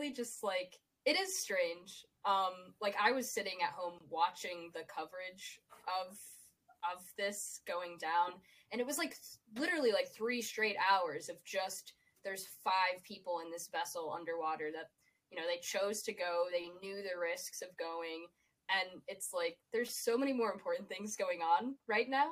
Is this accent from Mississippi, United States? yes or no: no; Scranton, Pennsylvania, United States; I'm from Scranton, Pennsylvania